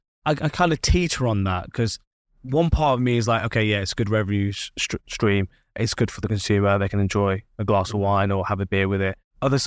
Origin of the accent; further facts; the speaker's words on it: United Kingdom; Being British, we like to have a drink with our food.